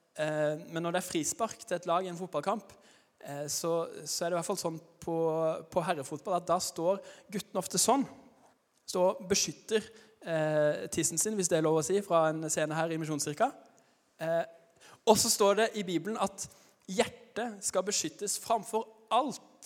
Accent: Arendal, Agder, Norway; accent: Arendal dialect (not very broad); Jeg kommer fra Arendal, men jeg er ikke noe godt forbilde når det gjelder arendalsdialekta, for den er ikke, den er ikke veldig brei

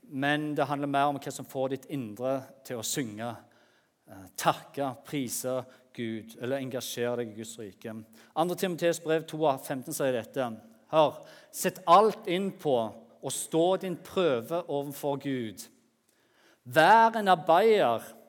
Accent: Jæren, Rogaland, Norway; moved away; der på Jæren som jeg kommer fra

